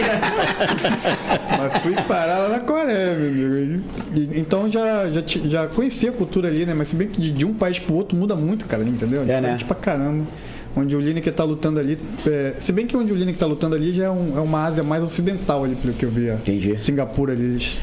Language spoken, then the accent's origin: Portuguese; Manaus, Amazonas, Brazil; moved away as an adult; also born or lived in Curitiba / Matinhos; now in Paranaguá, Brazil; como todo amazonense, né? Com eu saí de Manaus com, aquela, com aquele sonho de morar no Rio